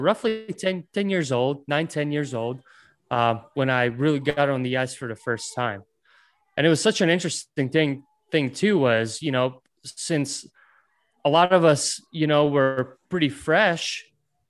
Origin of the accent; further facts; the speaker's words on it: Ventspils, Latvia; first language Latvian; English is a second language; moved away; I was born in Latvia in a city called Ventspils. At that time growing up, we didn't have an ice rink